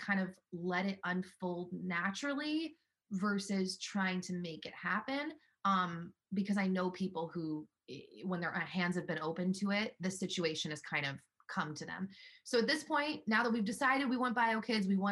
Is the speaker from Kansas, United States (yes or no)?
no; Los Angeles, California, United States; now in Nashville, United States; And I'm from Los Angeles